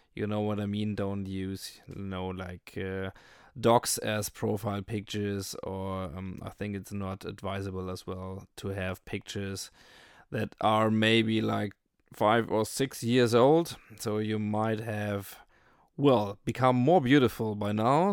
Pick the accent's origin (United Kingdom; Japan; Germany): Germany; I'm from Germany